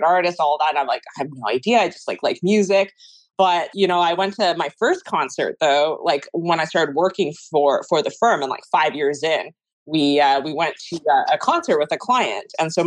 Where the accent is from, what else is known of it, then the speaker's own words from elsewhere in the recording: Taiwan; now in Canada; I'm originally from Taiwan